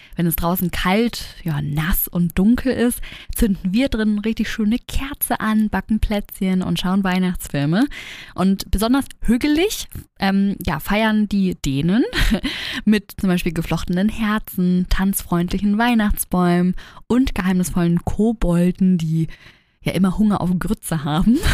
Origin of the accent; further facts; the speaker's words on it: Germany; now in Hamburg, Germany; bei uns in Deutschland